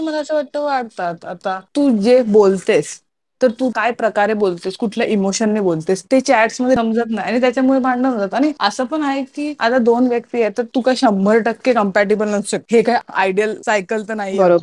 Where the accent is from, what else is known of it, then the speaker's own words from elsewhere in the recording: Mumbai, Maharashtra, India; मी मुंबईकर आहे